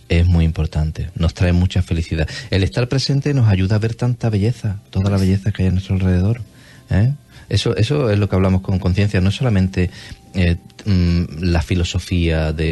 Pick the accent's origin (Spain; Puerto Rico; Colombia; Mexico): Spain; Cádiz, Andalusia; accent: gaditano, andaluz; tengo el acento gaditano